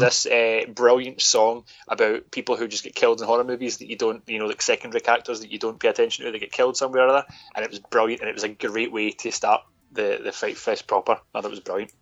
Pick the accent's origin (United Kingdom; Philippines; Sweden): United Kingdom; we're British